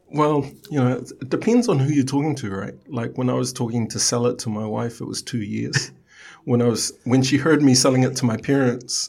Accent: Samoa; I was born in Sangafili.

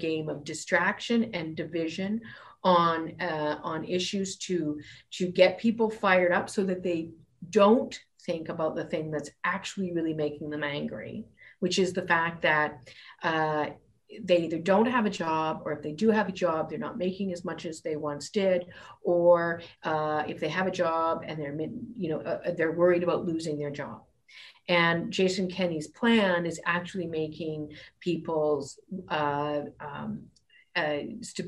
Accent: Fairview, Alberta, Canada; moved away as an adult; also born or lived in Ontario / British Columbia; I grew up in Fairview

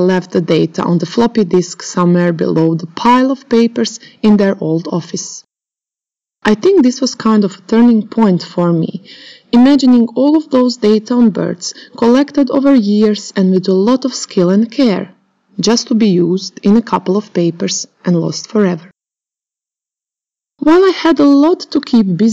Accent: Croatia; moved away as an adult; also born or lived in Oxford, United Kingdom; back in my home country, Croatia

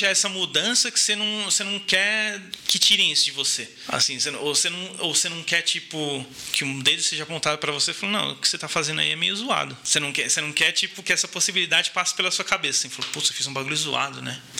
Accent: Brazil; first language Portuguese; moved away as an adult; also born or lived in Germany; eu sou nascido e criado aqui

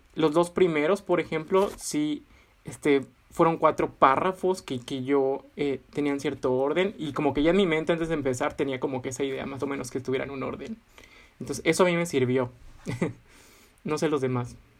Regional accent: Villahermosa, Tabasco, Mexico; moved away as an adult; now in Leeds, United Kingdom; yo soy de Villahermosa, Tabasco

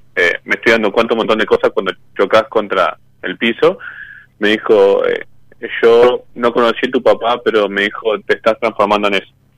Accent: San Nicolás de los Arroyos, Buenos Aires Province, Argentina; now in Rosario, Argentina; Yo en San Nicolás, pero vivo en Rosario

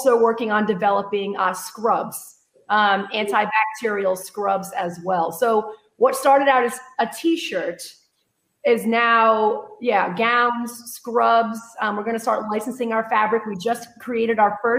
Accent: Rhode Island, United States; moved away as an adult; now in Texas, United States; I hail from Rhode Island, even though I've been living in Texas 15 years. So when I get excited, the accent comes out a little bit

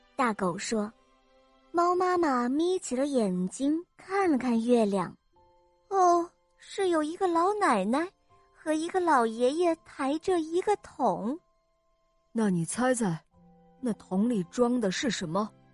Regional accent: Changsha, Hunan, China; 我五岁半了，我来自长沙

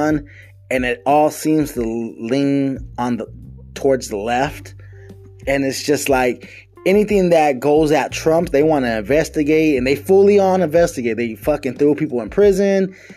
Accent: United States; us as American citizens

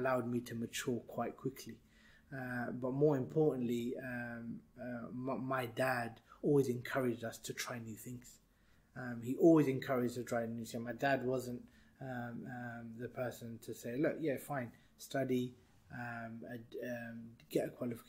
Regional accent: London, United Kingdom; also born or lived in Burnley; We moved when I was 1 year old. So essentially been in London all my life

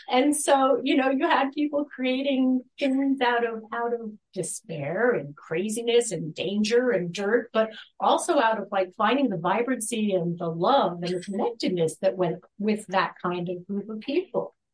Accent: East Coast, United States; I wasn't from there. I was from the East Coast, but the logical place to go was New York City

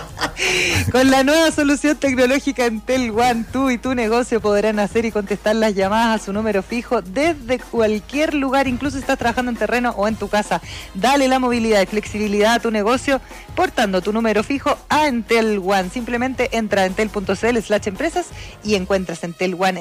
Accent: Osorno, Los Lagos, Chile; Yo, yo viví toda mi vida en Osorno

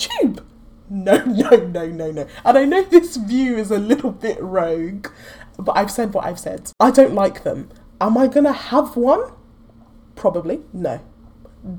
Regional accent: Nigeria; I'm Nigerian.

